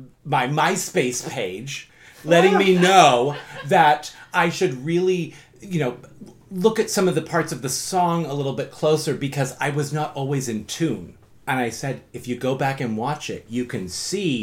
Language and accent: English; United States; I'm an American.